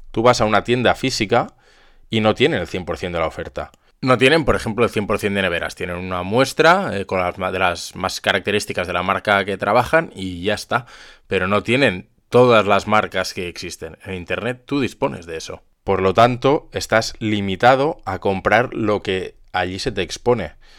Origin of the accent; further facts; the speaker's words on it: Zaragoza, Aragon, Spain; yo soy de aquí de Zaragoza